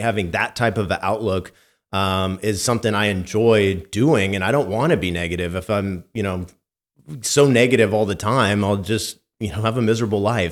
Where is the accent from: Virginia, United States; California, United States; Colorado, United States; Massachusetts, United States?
California, United States; Santa Rosa; growing up in wine country